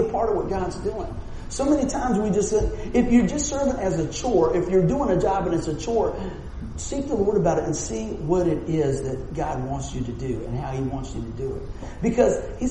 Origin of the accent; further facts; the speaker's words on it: Buffalo, New York, United States; I'm from Buffalo